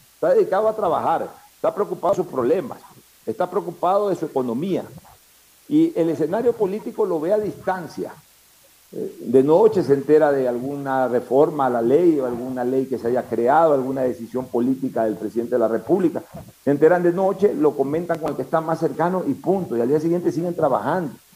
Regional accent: Ecuador; somos los ecuatorianos

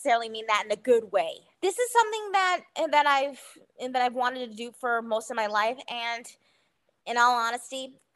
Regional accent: Bedford, New Hampshire, United States; I'm a home bakery owner from Bedford, New Hampshire.

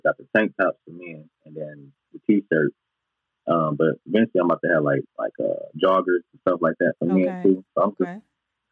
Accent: Detroit, Michigan, United States; I'm from Southwest Detroit

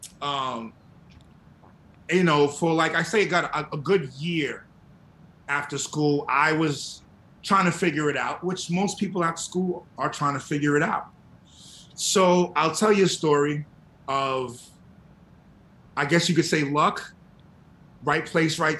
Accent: New York City, New York, United States; also born or lived in Texas; me being from New York, I'm from Queens, grew up in Queens

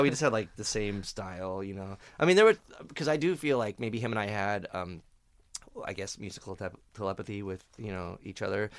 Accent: Phoenix, Arizona, United States; moved away; I grew up in Phoenix and it's a shitty desert

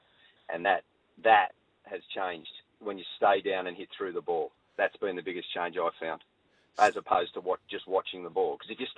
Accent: Campbelltown, New South Wales, Australia; I was born and bred in Campbelltown

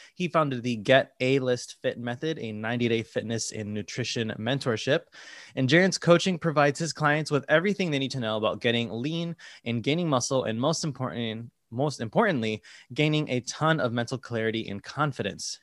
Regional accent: Connecticut, United States; moved away as an adult; now in New York, United States; I'm from Connecticut, you know, an hour and a half away from here, not too far

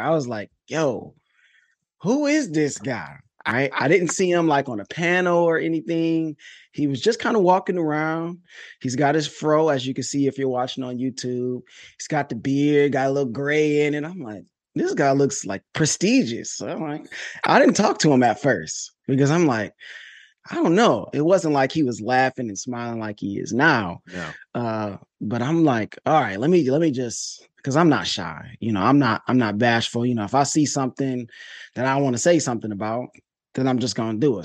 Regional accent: Detroit, Michigan, United States; I'm from Detroit

